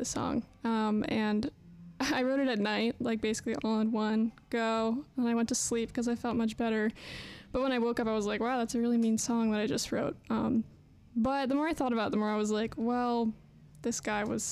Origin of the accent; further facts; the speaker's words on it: Northeast, United States; moved away as an adult; now in Nashville, United States; I'm from the Northeast